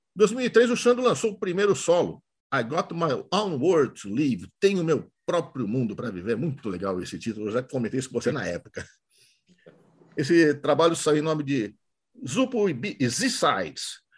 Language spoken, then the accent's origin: Portuguese; São Paulo, Brazil; moved away; Não moro mais em São Paulo, mas sou paulistano, sim.